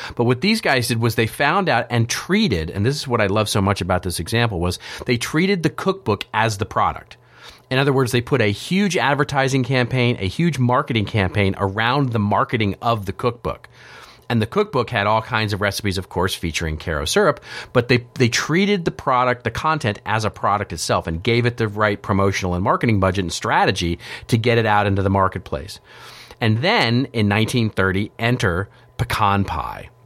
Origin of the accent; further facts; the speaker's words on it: Texas, United States; I grew up in Texas